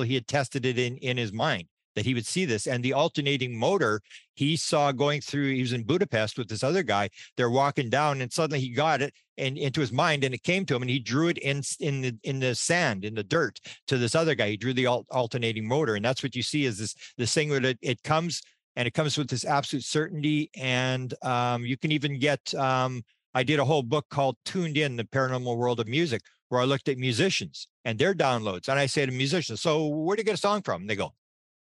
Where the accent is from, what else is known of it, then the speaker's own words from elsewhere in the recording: Winnipeg, Manitoba, Canada; I'm from Winnipeg, Manitoba, Canada